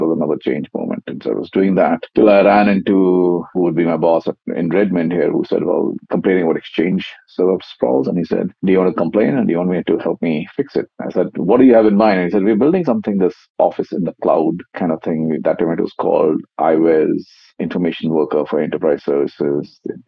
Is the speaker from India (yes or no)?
yes; India; I grew up in India. You were saying earlier, my father was in the Air Force, so we traveled a lot.